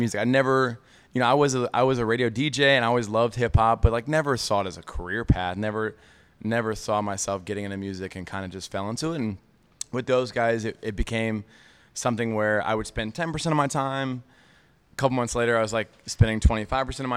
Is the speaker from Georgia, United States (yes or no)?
yes; Atlanta, Georgia, United States; I grew up in Atlanta